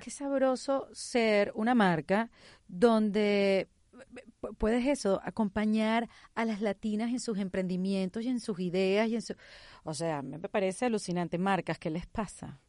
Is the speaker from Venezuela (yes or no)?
yes; Venezuela; first language Spanish; now in Miami, United States